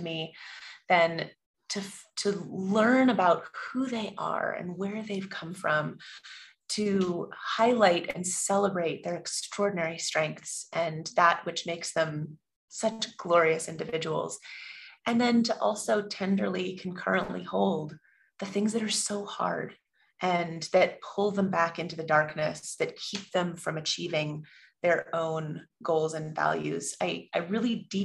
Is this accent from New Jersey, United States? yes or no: no; California, United States; moved away as an adult; I grew up in California and went back east for school